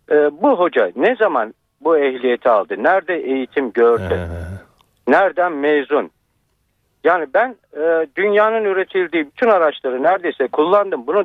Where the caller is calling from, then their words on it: Ankara, Turkey; ben Ankara'dan.